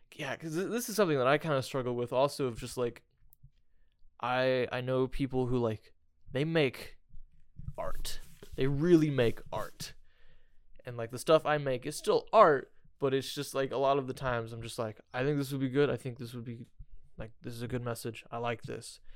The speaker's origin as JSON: {"language": "English", "region": "Indiana", "country": "United States", "said": "I'm from Indiana"}